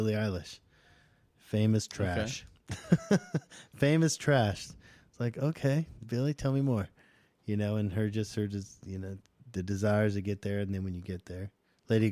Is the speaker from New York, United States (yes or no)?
no; Southern California, United States; now in Nashville, United States; I'm from Southern California